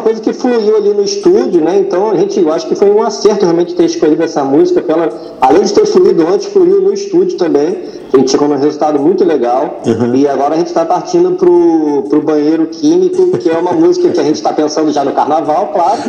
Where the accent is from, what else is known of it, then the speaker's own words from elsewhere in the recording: Rio de Janeiro, Brazil; Eu nasci no, Rio de Janeiro, na Zona Oeste, em Jacarepaguá